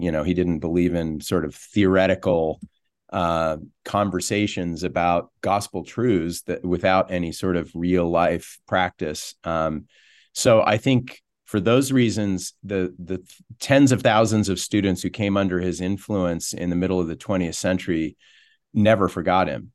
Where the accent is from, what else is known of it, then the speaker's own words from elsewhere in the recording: East Coast, United States; moved away as an adult; now in Utah, United States; I grew up back east